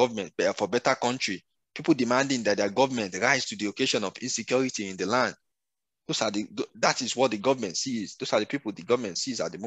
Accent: Nigeria; as a Nigerian

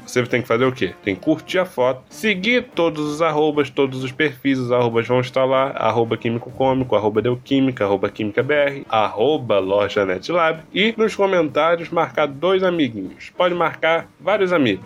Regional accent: Rio de Janeiro, Brazil; Eu sou carioca

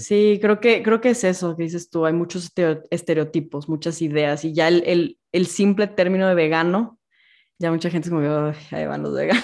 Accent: Monterrey, Nuevo León, Mexico; yo que soy de Monterrey

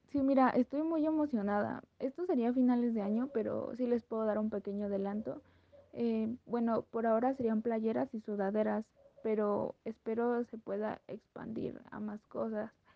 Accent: Mexico; soy mexicana y tengo 21 años

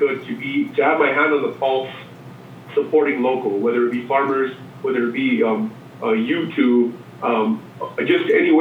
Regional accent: New Mexico, United States; born or raised there

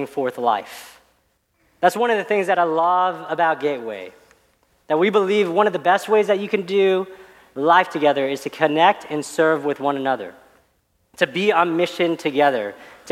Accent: Dallas, Texas, United States; I grew up out in Dallas

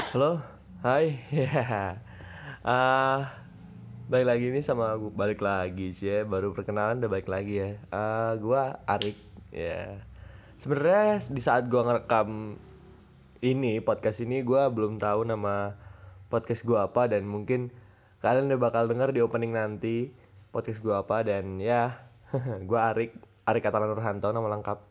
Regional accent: Tangerang, Banten, Indonesia; moved away as an adult; also born or lived in Jakarta; now in Solo, Indonesia; gua orang Tangerang aslinya. Lahir di Ja, lahir Jakarta, terus la, besar di Tangerang, dan gua sekarang kuliah di Solo

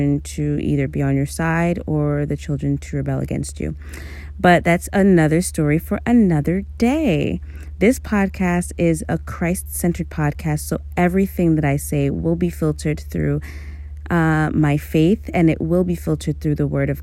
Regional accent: New York City, New York, United States; also born or lived in Amherst, Massachusetts / Stony Brook, Long Island; I was born and raised in Brooklyn, New York City native.

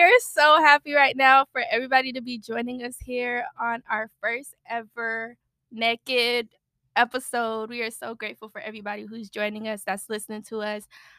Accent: Seaford, Delaware, United States; moved away as an adult; now in Florida, United States; I'm from, I was born in Delaware, Seaford, Delaware. So I've been here like my whole life.

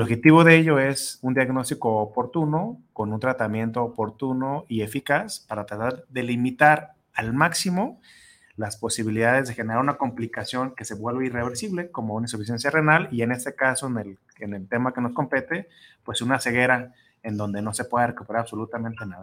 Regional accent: Mexico; nosotros como mexicanos

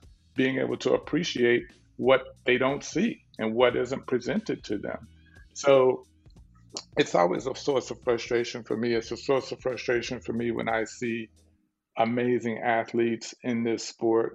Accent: Dallas, Texas, United States; growing up in South Dallas, you know, in Texas

